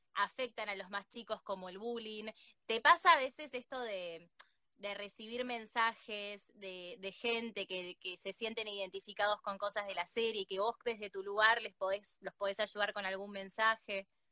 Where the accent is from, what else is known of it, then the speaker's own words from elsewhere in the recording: Argentina; acá en Argentina